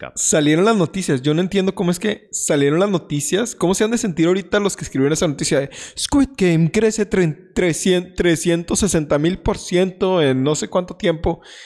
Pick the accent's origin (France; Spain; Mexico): Mexico; aquí somos mexicanos